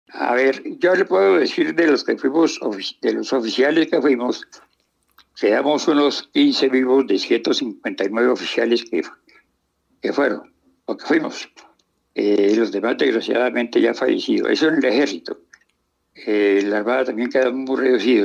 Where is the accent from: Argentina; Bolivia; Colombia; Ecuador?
Colombia; me siento más colombiano que nunca